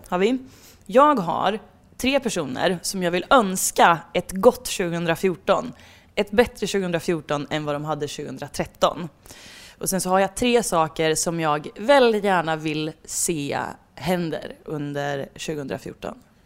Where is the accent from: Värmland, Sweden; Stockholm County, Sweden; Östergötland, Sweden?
Värmland, Sweden; som värmlänning